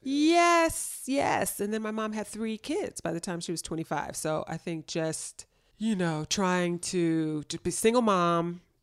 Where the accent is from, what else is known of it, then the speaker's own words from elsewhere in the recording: Los Angeles, California, United States; I grew up in L A, born and raised